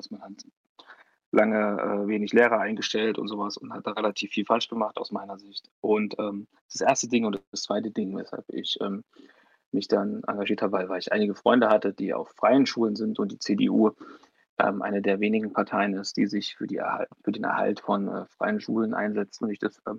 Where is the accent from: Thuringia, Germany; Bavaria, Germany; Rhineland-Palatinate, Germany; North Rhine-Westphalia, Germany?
Thuringia, Germany; Neumark; also born or lived in Weimar; ich bin äh, 23 Jahre alt, ich bin ähm, hier in Weimar geboren, habe dann 18 Jahre lang hier in der Nähe in, einem, in, der kleinsten Stadt Thürings gelebt, in Neumark, lange Zeit.